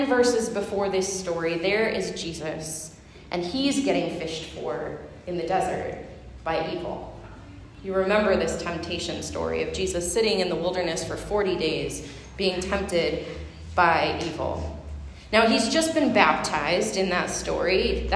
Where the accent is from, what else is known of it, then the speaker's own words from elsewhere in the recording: Huron River, Ohio, United States; I grew up fishing on the Huron River